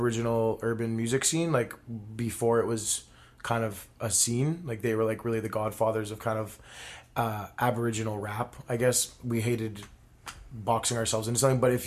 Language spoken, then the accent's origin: English; Winnipeg, Manitoba, Canada; born and raised in Winnipeg, currently living in the north end of the city for many, many years